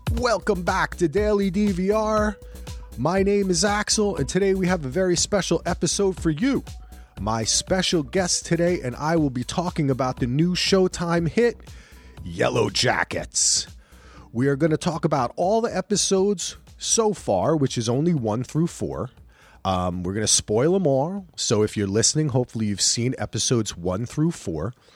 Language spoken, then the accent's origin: English; New Jersey, United States; I'm from New Jersey